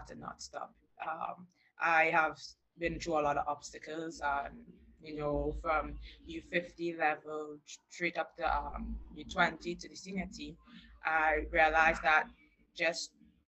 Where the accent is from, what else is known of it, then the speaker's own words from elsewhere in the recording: Barataria, San Juan–Laventille, Trinidad & Tobago; I grew up in Barataria